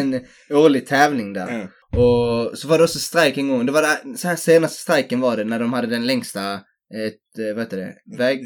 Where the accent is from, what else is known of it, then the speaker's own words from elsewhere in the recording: Helsingborg, Skåne, Sweden; jag är från Helsingborg